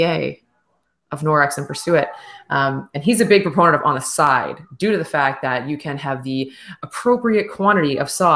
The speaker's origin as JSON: {"language": "English", "region": "East Coast", "country": "Canada", "said": "we're from the East Coast"}